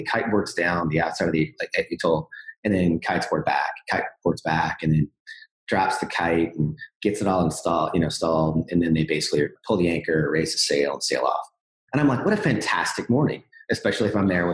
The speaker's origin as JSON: {"language": "English", "town": "Jacksonville", "region": "Florida", "country": "United States", "tie": "born or raised there", "said": "I grew up in Jacksonville"}